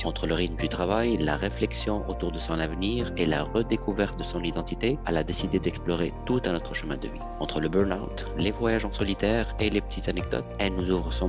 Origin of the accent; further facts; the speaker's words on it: Tunisia; Notre nom nous renvoie à nos origines. Nous avons grandi en Tunisie, en Afrique du Nord. Zid, dans notre dialecte, signifie ajouter